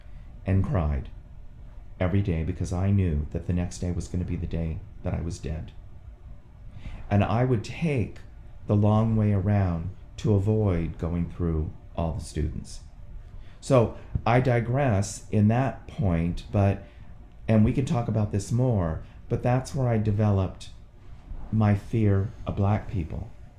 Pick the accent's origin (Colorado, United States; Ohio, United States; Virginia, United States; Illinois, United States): Virginia, United States; Quantico; born there; So I was born in Quantico, Virginia, stayed there for 2 months.